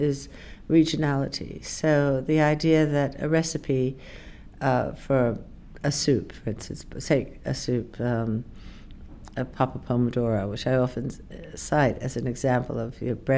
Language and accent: English; Woodstock, New York, United States; now in United Kingdom; I grew up in the United States. I grew up in a small town in upstate New York, Woodstock, New York.